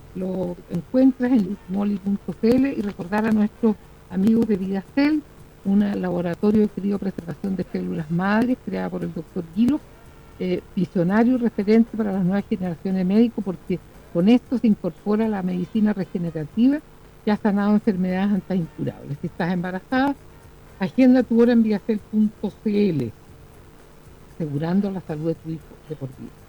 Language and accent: Spanish; Chile